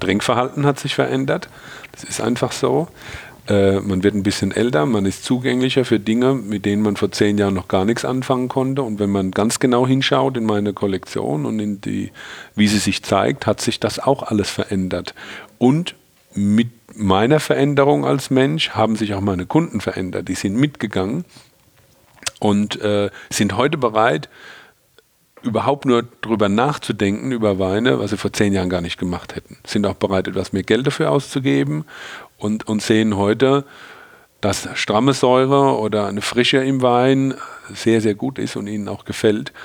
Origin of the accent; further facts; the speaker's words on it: Rhineland-Palatinate, Germany; hier bei uns in der Pfalz